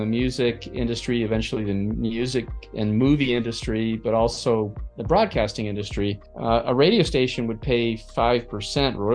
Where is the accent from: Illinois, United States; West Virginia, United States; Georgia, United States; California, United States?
California, United States; Palo Alto; I'm originally from Palo Alto, California, sort of the epicenter of a lot of venture capital and tech world